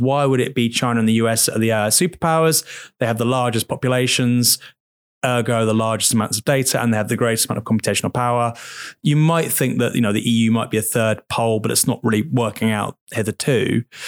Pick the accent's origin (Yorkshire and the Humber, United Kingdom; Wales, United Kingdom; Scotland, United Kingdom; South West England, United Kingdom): South West England, United Kingdom; Bournemouth; I'm from Bournemouth.